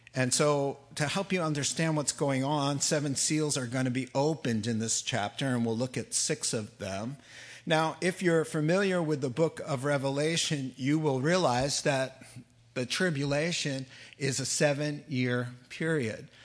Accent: New England, United States; when I was a kid growing up in New England

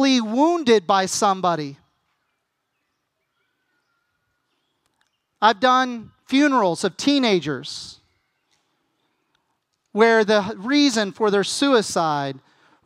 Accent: United States; as an American

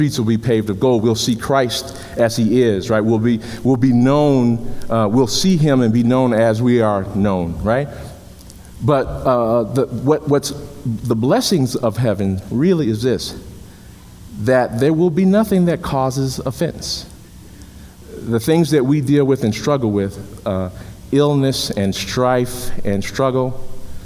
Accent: Chicago, Illinois, United States; When I was a kid growing up in Chicago

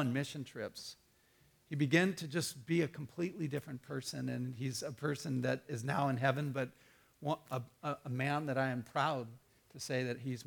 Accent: Tucson, Arizona, United States; When I was growing up in Tucson

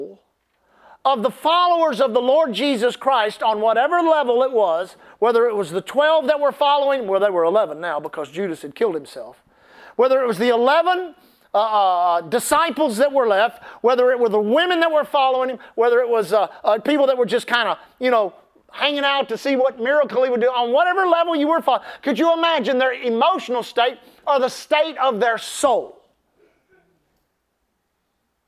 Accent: United States; we're American

